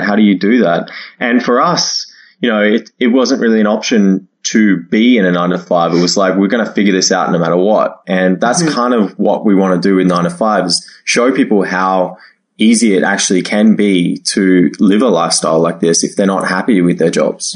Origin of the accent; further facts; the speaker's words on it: Australia; moved away as an adult; also born or lived in China / Toronto; I was at home uh, in Australia, in my hometown